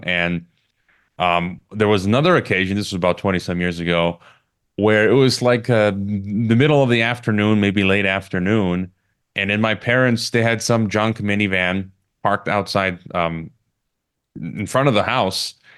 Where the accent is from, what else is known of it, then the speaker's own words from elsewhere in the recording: Chicago, Illinois, United States; my hometown of, of Chicago